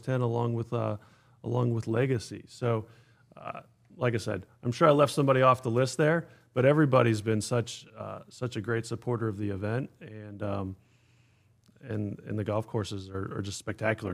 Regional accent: Pittsburgh, Pennsylvania, United States; also born or lived in Atlanta; now in Pinehurst, United States; I grew up in the Northeast in Pittsburgh

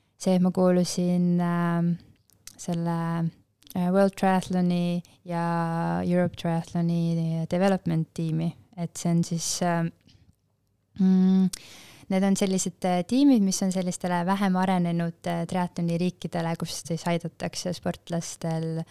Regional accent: Pajusti, Lääne-Viru County, Estonia; me oleme Pajustist pärit

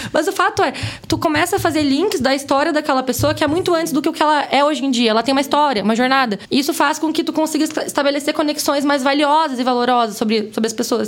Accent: Londrina, Paraná, Brazil; moved away; vim de Londrina, Paraná, falo porta, porteira, porteirinha

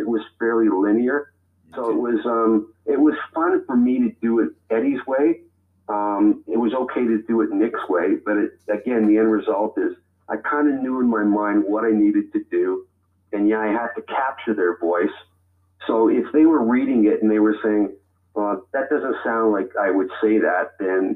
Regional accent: Toronto, Ontario, Canada; I was born in Toronto, in the north end of Toronto

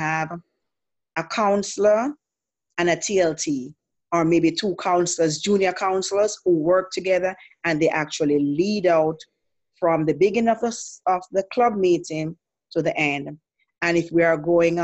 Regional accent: Jamaica; moved away as an adult; I'm from Jamaica, and I was never Seventh-day Adventist in Jamaica

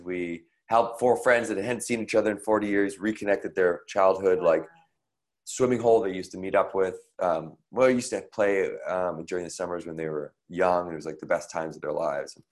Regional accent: Victoria, British Columbia, Canada; in the neighborhood in Victoria, BC, where I grew up in Canada.

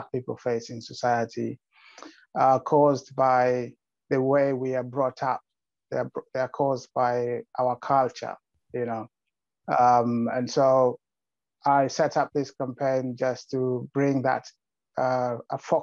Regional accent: Kenya; now in United Kingdom; I was born in Kenya, living in the UK at the moment

